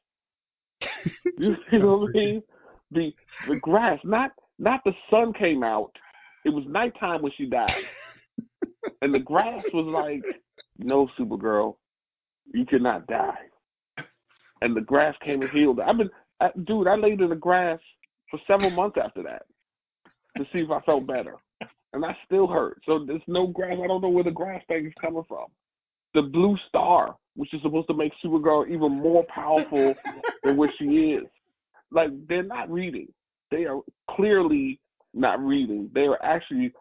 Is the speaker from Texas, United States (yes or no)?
no; New York, United States; I'm from New York